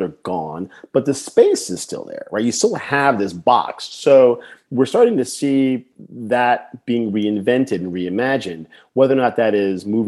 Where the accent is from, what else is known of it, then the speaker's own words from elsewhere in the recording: New Jersey, United States; I grew up in New Jersey